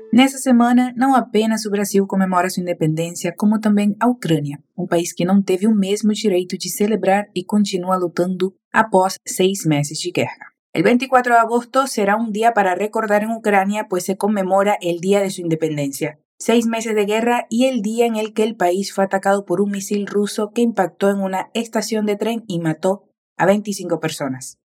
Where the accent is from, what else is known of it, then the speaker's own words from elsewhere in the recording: Venezuela; tu profe venezolana de español